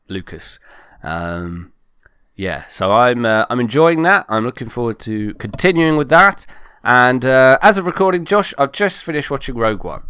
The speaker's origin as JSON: {"language": "English", "country": "United Kingdom", "said": "I am British"}